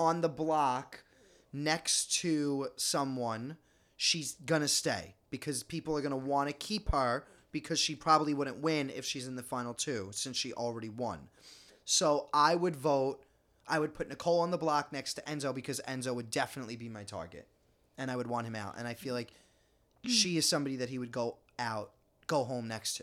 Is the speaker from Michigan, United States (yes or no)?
no; New York City, New York, United States; We're just Italian from Staten Island